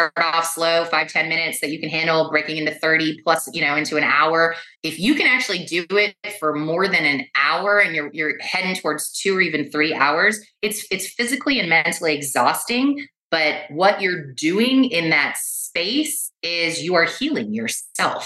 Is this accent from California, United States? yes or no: yes; Los Angeles, California, United States; I was born and raised in West Los Angeles.